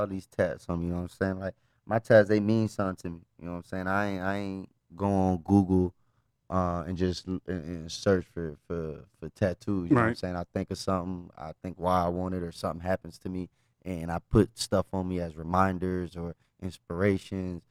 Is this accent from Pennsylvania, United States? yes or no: no; Dallas, Texas, United States; also born or lived in Florida; now in Las Vegas, United States; my hometown, circle back to Dallas